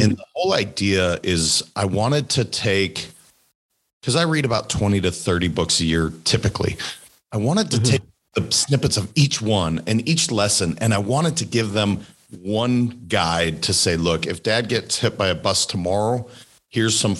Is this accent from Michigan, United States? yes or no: no; Montana, United States; I'm a kid from Montana, pretty simple kid